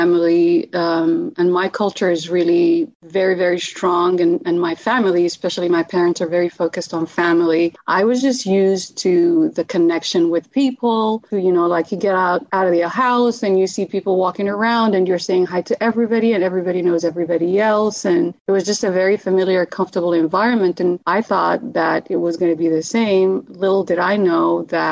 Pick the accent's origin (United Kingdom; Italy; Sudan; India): Sudan; Khartoum; first language Arabic; English is a second language; moved away as an adult; also born or lived in Maryland, United States; now in United States; I was born in Sudan, in Khartoum, but my parents are from Ethiopia and Eritrea.